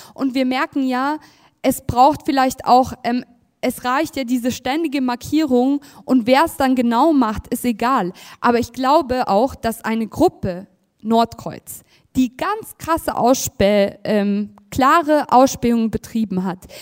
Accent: Munich, Bavaria, Germany; ich bin ja aus München

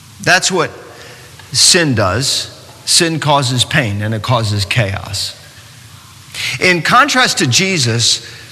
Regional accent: New York City, New York, United States; moved away as an adult; now in North Carolina, United States; I come from New York City. I live in North Carolina now, but I come from New York City. I spent 20 years in New York.

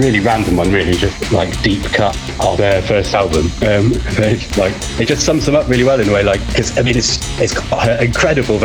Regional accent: Sheffield, Yorkshire and the Humber, United Kingdom; moved away; also born or lived in Glasgow; Sheffield. Well, mostly Sheffield. I moved to Sheffield from Glasgow when I was seven.

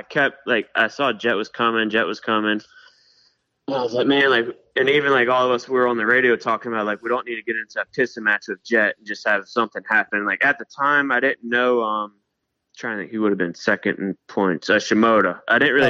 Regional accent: Maryland, United States; now in California, United States; I'm from Maryland

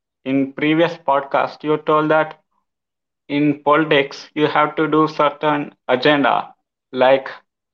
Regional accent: Telangana, India; I'm from Telangana.

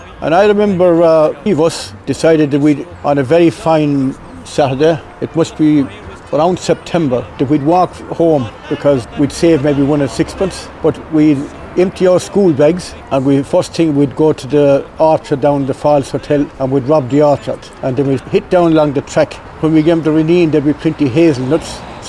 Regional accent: Kilkee, Munster, Ireland; I was born in Kilkee in 1943. We lived in Shra, which is 2 miles from Dunbeg and 4 miles from Kilrush.

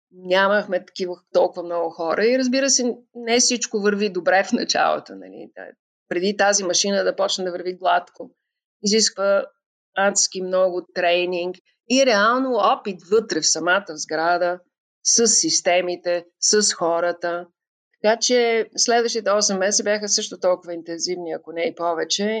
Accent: Bulgaria; moved away as an adult; now in Tbilisi, Georgia; откривах света до толкова, доколкото той можеше да ни бъде представен в България

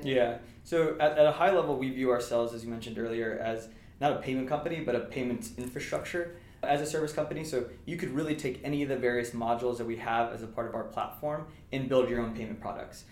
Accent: Southern California, United States; moved away as an adult; also born or lived in Massachusetts; I'm originally from Southern California

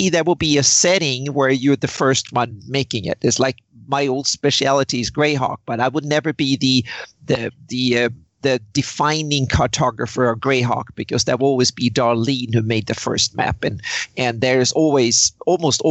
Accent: Sweden; moved away as an adult; now in Southern California, United States; I grew up in Sweden

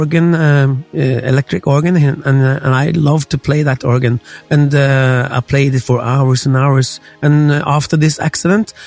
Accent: Norway; I'm from Norway

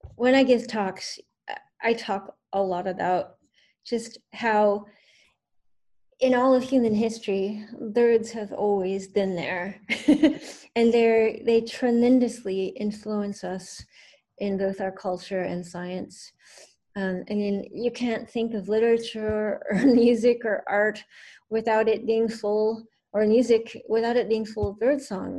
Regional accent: Northern Virginia, United States; moved away as an adult; now in Baltimore, United States; I grew up in Northern Virginia, uh, but I've been living in Baltimore for almost 18 years

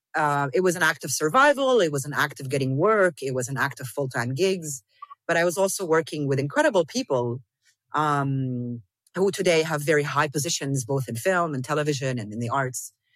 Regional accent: Damascus, Damascus Governorate, Syria; moved away; also born or lived in South Lebanon / Amman / Beirut / Dubai; I grew up here. I grew up in Damascus around people who didn't speak English.

